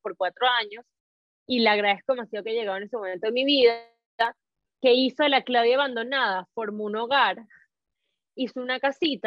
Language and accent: Spanish; Caracas, Capital District, Venezuela; moved away as an adult; also born or lived in Spain / Tenerife / Luxembourg; now in Madrid, Spain; yo nací en Caracas